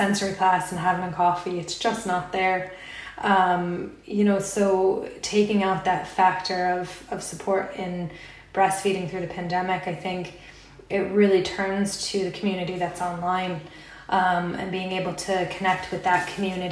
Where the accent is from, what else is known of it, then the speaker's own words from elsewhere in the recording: United States; moved away as an adult; now in Ireland; So I'm American and I've been here for about 6 years in Ireland.